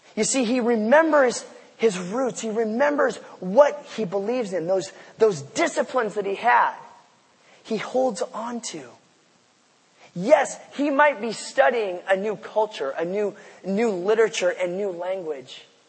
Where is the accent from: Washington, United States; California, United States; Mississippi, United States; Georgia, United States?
Washington, United States; Port Angeles; moved away as an adult; also born or lived in Seattle; I came from Port Angeles to be a student here at the University of Washington uh, in in the mid '90s, and I had grown up uh, in a church out there on the Olympic Peninsula